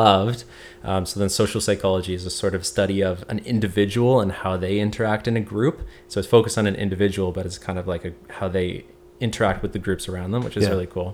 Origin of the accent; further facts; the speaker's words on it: Hamilton, Ontario, Canada; since I'm from Hamilton, I kind of knew the area well